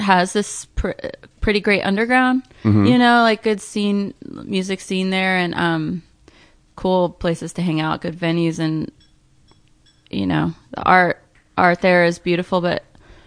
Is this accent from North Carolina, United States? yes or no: yes; Asheville, North Carolina, United States; moved away as an adult; also born or lived in Philadelphia / Rochester; now in Los Angeles, United States; I grew up in North Carolina